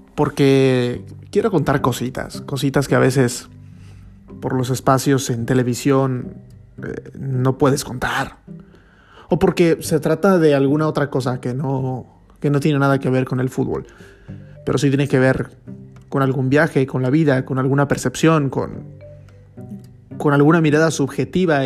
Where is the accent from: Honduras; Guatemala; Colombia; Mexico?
Mexico; Tuxtla Gutiérrez, Chiapas; moved away as an adult; also born or lived in Monterrey, Nuevo León, Mexico; now in Madrid, Spain; siendo un mexicano sin deberla ni temerla, solitario en Madrid